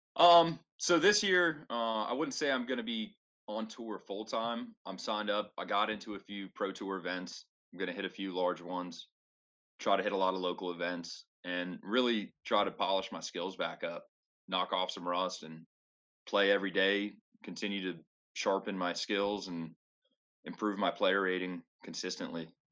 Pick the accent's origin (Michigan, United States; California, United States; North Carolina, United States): North Carolina, United States; I grew up playing in North Carolina on heavily wooded courses